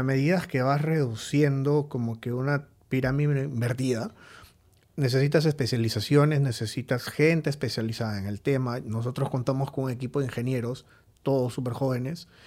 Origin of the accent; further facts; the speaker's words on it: Lima, Peru; also born or lived in Trujillo; decidí venirme a Lima porque soy de Lima, mis papás estaban acá